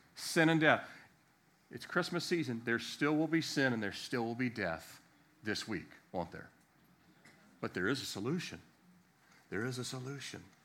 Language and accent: English; Virginia, United States; also born or lived in Annapolis, Maryland; I'm from Virginia because, uh, born in Maryland, but I grew up middle school and into high school here